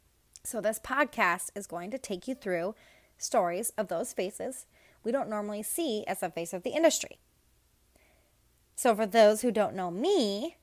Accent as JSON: {"language": "English", "town": "Pinckney", "region": "Michigan", "country": "United States", "lives_now": "Mooresville, United States", "said": "I am from Hell, Pinckney, Michigan, a place that will forever and always have a little piece of my black heart, but I currently reside in Mooresville, North Carolina."}